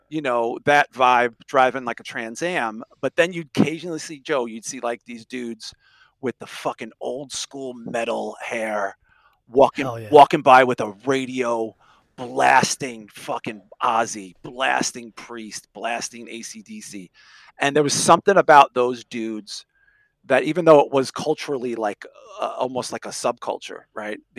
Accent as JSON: {"language": "English", "town": "Sheepshead Bay", "region": "New York", "country": "United States", "tie": "born or raised there", "said": "There were older metalhead kids where we grew up in Sheepshead Bay. Uh, it was mostly like a very Italian Irish, you know, area."}